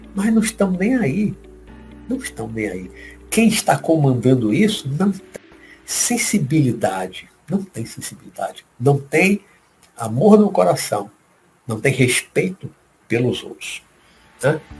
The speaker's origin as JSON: {"language": "Portuguese", "town": "Salvador", "region": "Bahia", "country": "Brazil", "said": "daqui da Bahia, minha terra, minha cidade, daqui de Salvador"}